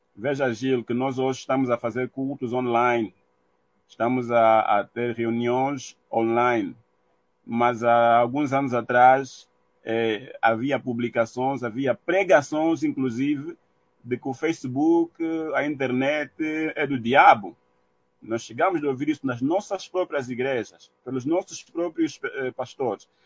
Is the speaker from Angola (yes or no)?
yes; Angola; enquanto angolanos